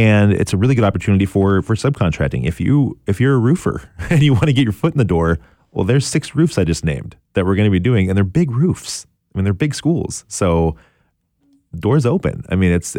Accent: Portland, Oregon, United States; I'm from Portland, born and raised. I went to Franklin High School

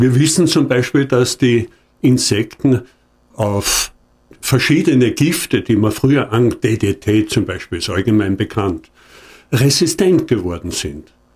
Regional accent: Hohentauern, Styria, Austria; ich komme aus Hohndauern und in Hohndauern wird am Ende der steirischen Semesterferien immer eine Börse gemacht

